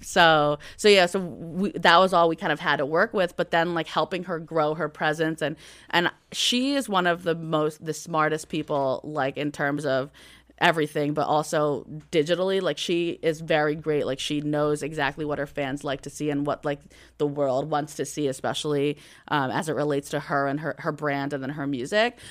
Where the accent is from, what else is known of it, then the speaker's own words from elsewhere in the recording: Atlantic City, New Jersey, United States; I'm from Atlantic City, New Jersey